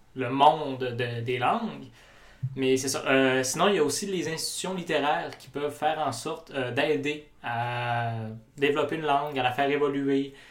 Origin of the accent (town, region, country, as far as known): Quebec, Canada